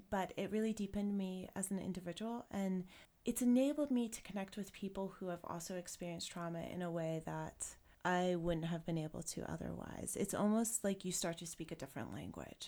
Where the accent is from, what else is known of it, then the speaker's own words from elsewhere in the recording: South Africa; moved away as an adult; now in Jackson, United States; Water was always an issue when I was growing up there